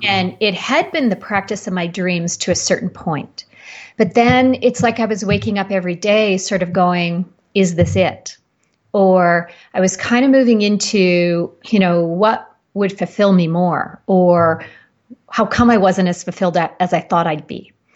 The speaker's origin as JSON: {"language": "English", "country": "Canada", "moved": "as an adult", "lives_now": "Boulder, United States", "said": "I'm Canadian and relocated to Colorado"}